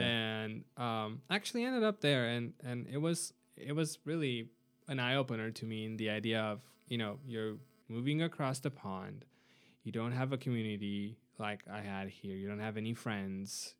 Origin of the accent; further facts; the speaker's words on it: Arad, Arad County, Romania; moved away as an adult; now in United States; my hometown, uh, Arad